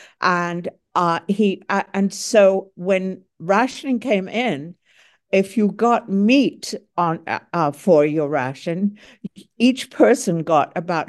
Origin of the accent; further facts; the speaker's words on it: Croydon, London, United Kingdom; 162 of them landed in Croydon, my hometown, which is south of London proper.